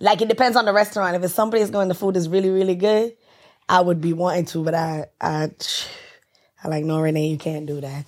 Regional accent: Jamaica; I'm Jamaican

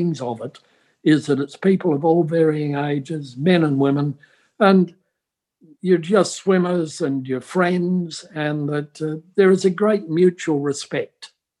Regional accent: Australia; also born or lived in Brisbane, Queensland; as an Australian

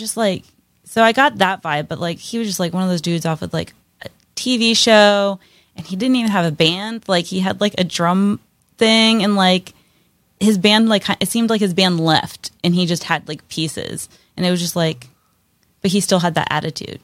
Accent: Pennsylvania, United States; moved away as an adult; now in Pittsburgh, United States; I'm from a place called Quarry, Pennsylvania

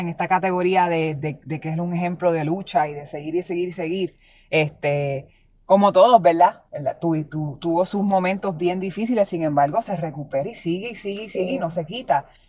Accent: Puerto Rico; como puertorriqueños

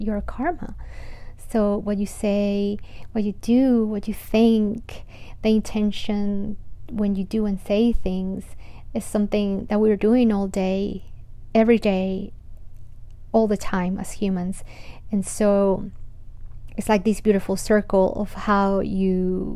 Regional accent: Colombia; after growing up in Colombia

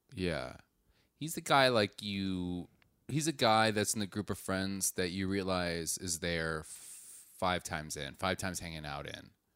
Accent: Wisconsin, United States; I'm from Wisconsin, so I know the hunting lingo

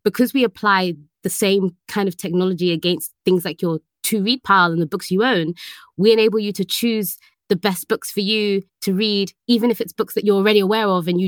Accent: London, United Kingdom; I am from London in the UK. That's where I was born. And Northwest London area, for anyone who knows, is where I grew up

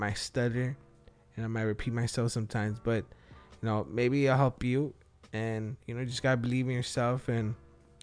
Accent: Wilmington, United States; English is a second language; I was raised in Wilmington

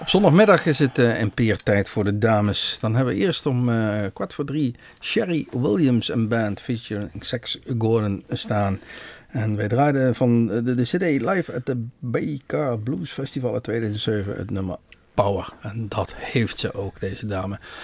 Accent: Netherlands; wij uit Nederland kwamen

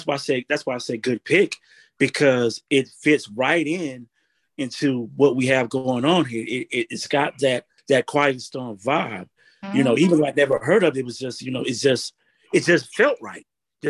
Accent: South Georgia, United States; me growing up in South Georgia.

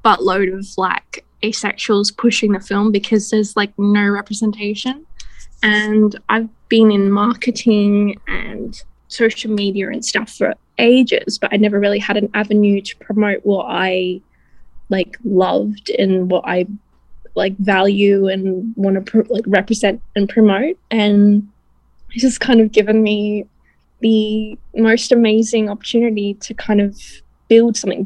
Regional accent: Australia; I'm actually from Australia

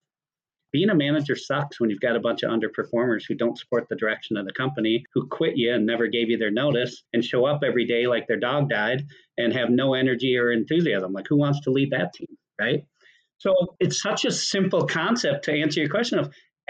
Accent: Minnesota, United States; I'm from Minnesota.

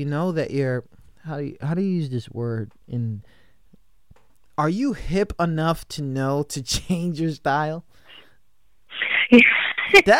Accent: New York, United States; I grew up in New York

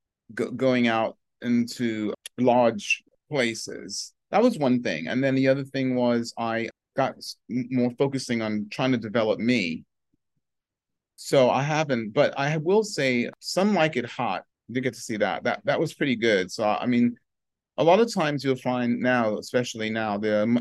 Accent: London, United Kingdom; moved away; the same area I grew up in England, which is an area called Tottenham

